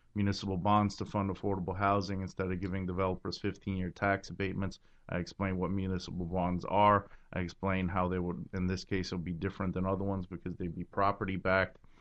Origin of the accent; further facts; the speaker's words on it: New York City, New York, United States; I was born in Brooklyn. I love my city.